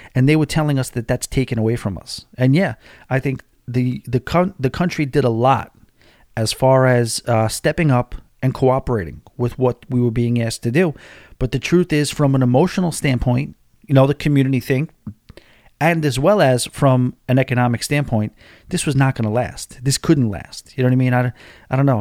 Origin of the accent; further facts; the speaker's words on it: New York, United States; now in Florida, United States; I'm from New York